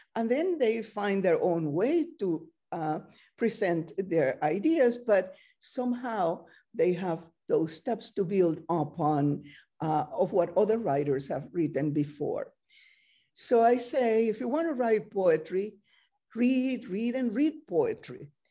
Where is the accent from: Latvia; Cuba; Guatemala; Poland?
Cuba; Camagüey; English is a second language; moved away as an adult; also born or lived in Spain; now in United States; I was born in Camagüey, Cuba, uh, in nineteen thirty-eight.